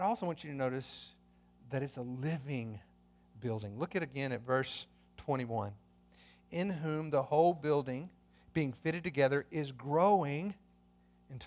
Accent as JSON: {"language": "English", "country": "United States", "said": "as Americans, that means we share in certain privileges as citizens of this country"}